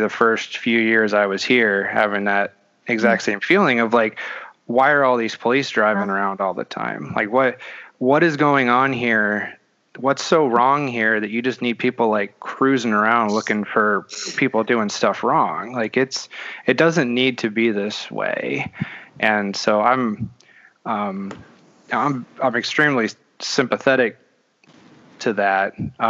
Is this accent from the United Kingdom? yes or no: no; Netherlands; moved away as an adult; also born or lived in Belgium; now in United States; I grew up in Europe. I'm American, but I grew up over there. I moved here at 18